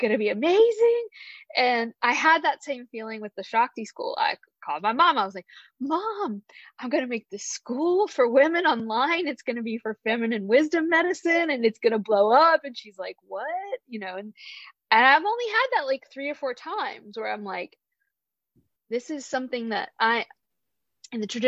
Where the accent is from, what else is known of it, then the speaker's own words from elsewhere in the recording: the American South, United States; also born or lived in San Francisco, California; now in Charlottesville, United States; growing up in the American South in the 1980s